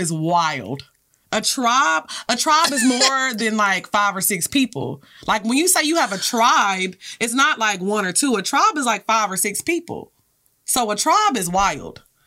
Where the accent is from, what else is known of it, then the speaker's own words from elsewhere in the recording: Orange, Texas, United States; also born or lived in Houston; I grew up in Orange